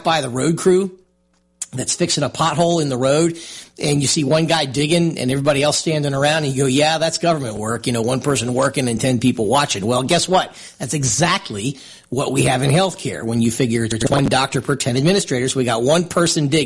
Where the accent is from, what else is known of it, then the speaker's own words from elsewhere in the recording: Lehigh Valley, Pennsylvania, United States; moved away; where I grew up in Lehigh Valley in Pennsylvania